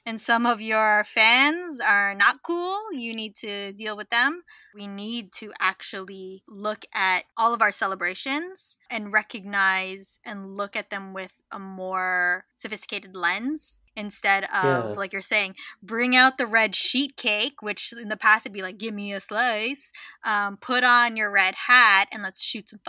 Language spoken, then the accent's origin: English; Canada; I was born here. I was born in Mississippi.